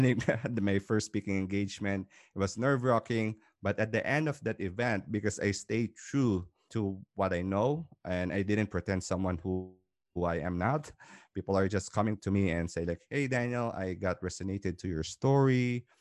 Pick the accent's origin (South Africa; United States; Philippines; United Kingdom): Philippines; moved away as an adult; now in Dubai, United Arab Emirates; I came from Philippines, originally from Philippines, Southeast Asia